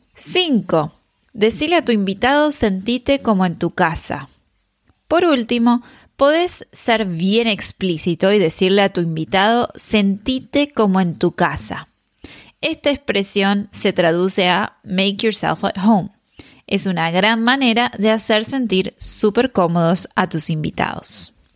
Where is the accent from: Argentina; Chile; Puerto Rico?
Argentina; en Argentina usamos vos